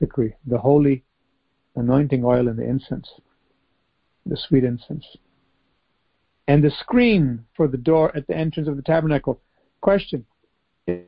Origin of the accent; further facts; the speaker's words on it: United States; growing up in the United States.